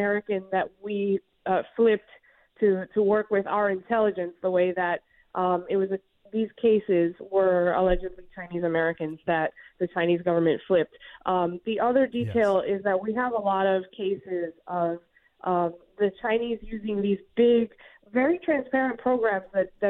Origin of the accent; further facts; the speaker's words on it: Cuba; as a Cuban